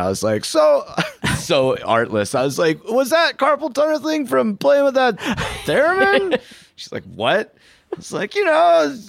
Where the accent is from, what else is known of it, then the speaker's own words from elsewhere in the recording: Chicago, Illinois, United States; from Chicago.